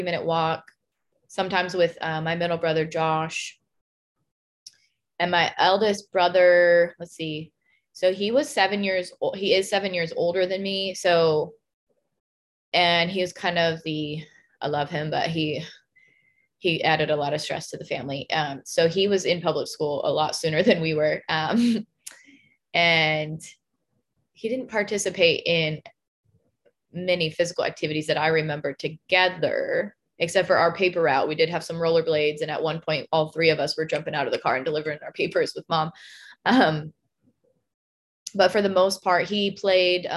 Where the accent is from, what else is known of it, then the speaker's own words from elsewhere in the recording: Spanaway, Washington, United States; moved away; our town that I grew up in Spanaway, Washington